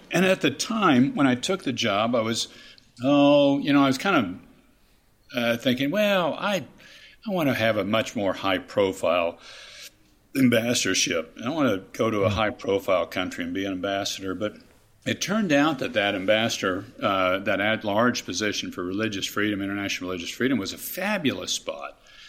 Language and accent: English; Kansas, United States; I was delighted to be able to serve my home state, my home people as governor